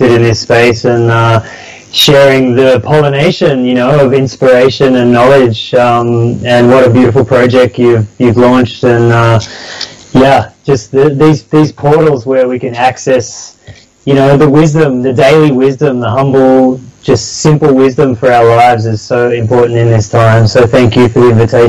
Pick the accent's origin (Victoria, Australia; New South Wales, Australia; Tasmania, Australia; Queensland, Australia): New South Wales, Australia; Sydney; I grew up down in Sydney.